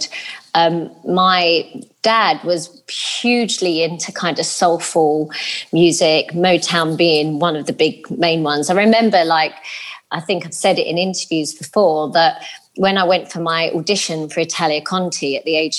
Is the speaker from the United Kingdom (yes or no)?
yes; London, United Kingdom; I grew up in Lewisham with my, just my mum